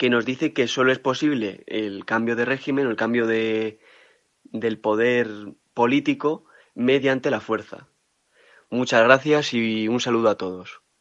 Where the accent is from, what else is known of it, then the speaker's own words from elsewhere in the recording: Leganés, Community of Madrid, Spain; soy de Madrid, de Leganés